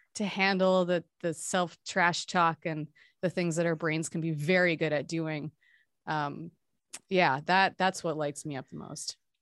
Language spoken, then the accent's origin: English; Hawaii, United States; I grew up in Hawaii too